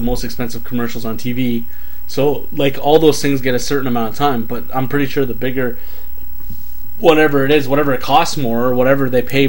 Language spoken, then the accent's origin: English; Canada; If we lived in Alaska, no, in the Yukon, because we're Canadian, would we have sled dogs?